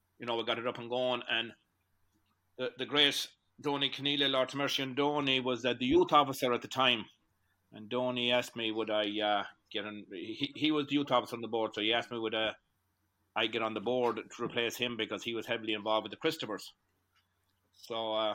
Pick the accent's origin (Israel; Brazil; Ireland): Ireland; Williamstown, Connacht; moved away as an adult; now in Boston, United States; I'm from Williamstown in County Galway.